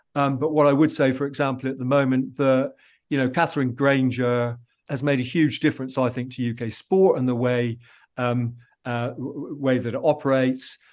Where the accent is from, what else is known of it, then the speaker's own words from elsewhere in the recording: England, United Kingdom; being an Englishman